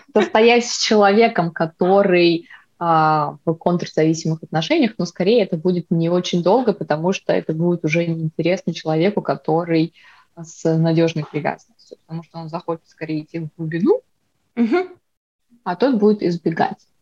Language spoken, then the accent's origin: Russian; Vladivostok, Primorsky Krai, Russia; я вообще родилась в Владивостоке